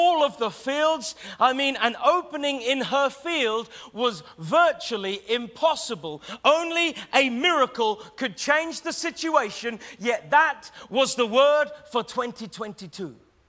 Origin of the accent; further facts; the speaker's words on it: Taverham, East of England, United Kingdom; moved away as an adult; now in Norwich, United Kingdom; I'm a Norwich boy. In fact, I was raised in Taverham